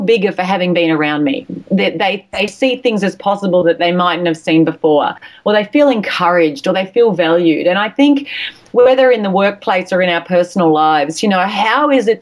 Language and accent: English; Australia; accent: Australian; with my accent, my Australian accent, my A's sound like I's and my R's sound like E's